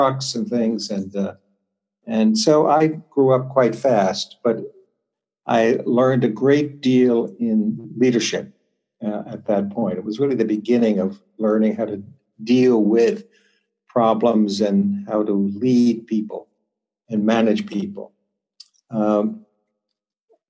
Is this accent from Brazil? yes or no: no; New York City, New York, United States; I was born in New York City, in the section called Greenwich Village